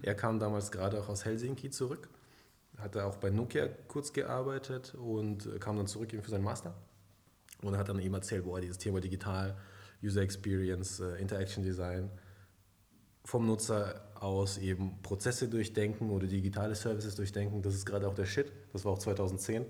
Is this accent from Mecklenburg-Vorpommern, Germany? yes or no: no; near Stuttgart, Baden-Württemberg, Germany; also born or lived in Kazakhstan; Ich bin ursprünglich aufgewachsen in Kasachstan mhm. bis zu meinem zehnten Lebensjahr. Dann bin ich nach Deutschland gekommen und ja, habe dann eben mein Abi gemacht in der Nähe von Stuttgart